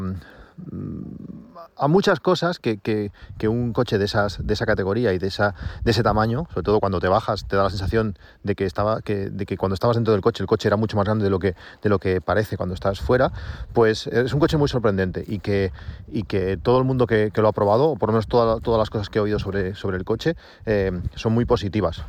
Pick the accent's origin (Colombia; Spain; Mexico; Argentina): Spain; Reus, Catalonia; yo soy de Reus